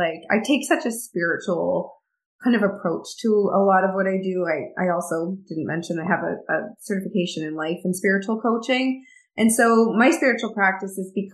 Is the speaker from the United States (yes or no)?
no; middle of Canada, Canada; I'm actually from the middle of Canada. I'm a Canadian girl born and raised